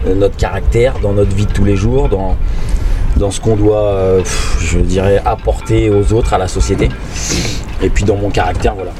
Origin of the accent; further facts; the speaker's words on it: Picardy, Hauts-de-France, France; moved away as an adult; Né, en Picardie, euh, d'une maman martiniquaise, d'un papa belge